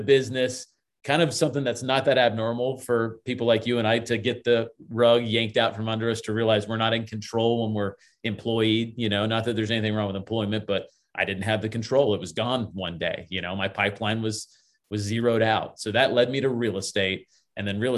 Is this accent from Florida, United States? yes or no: yes; Lutz, Florida, United States; I grew up in Lutz, which when I grew up in Lutz, Florida, it was all orange groves and cow fields.